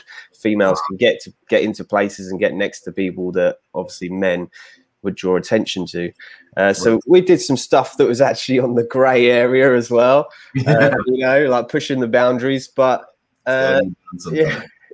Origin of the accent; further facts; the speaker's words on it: London, United Kingdom; accent: London; So I'm obviously English. You can tell by my accent from London.